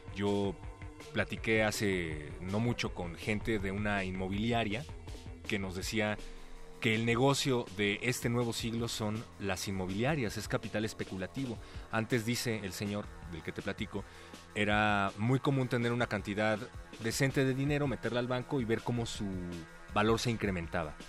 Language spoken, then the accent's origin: Spanish; Mexico; como mexicano